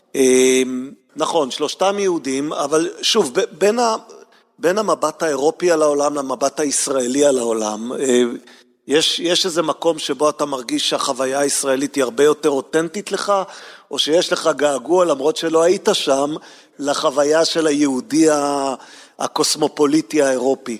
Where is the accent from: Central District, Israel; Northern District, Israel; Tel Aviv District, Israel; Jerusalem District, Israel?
Jerusalem District, Israel; Jerusalem; גם אני גדלתי בה